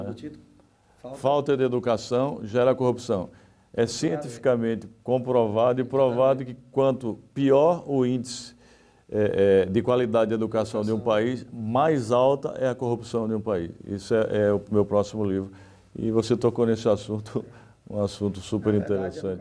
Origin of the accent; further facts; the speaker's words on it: Santana dos Garrotes, Paraíba, Brazil; moved away; also born or lived in Recife; na cidade onde eu nasci, né, que é uma cidadezinha pequenininha, Santana dos Garrotes, com cerca de 5 mil habitantes